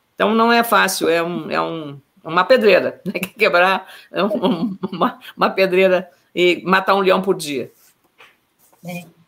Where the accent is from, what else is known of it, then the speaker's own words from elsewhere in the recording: Lagoa Vermelha, Rio Grande do Sul, Brazil; eu sou a filha mais velha de, de nove irmãos, né? nasci em Lagoa Vermelha, e como eu, quando eu era, digamos, eh, criança, adolescente, eu, eu cuidava dos meus irmãos